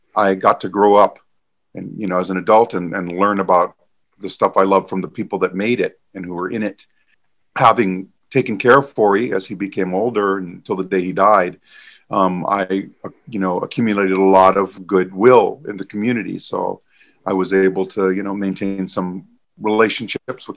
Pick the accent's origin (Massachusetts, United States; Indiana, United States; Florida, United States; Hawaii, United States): Hawaii, United States; I was born and raised in Hawaii